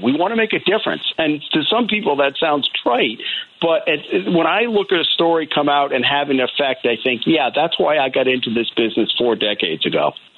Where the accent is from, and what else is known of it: Rhode Island, United States; born or raised there; also born or lived in La Grange, Illinois / Downers Grove, Illinois